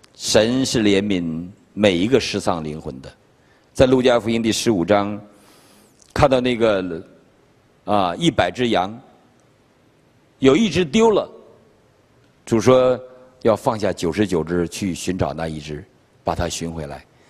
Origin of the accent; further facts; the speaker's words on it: China; now in Virginia, United States; 我们中国人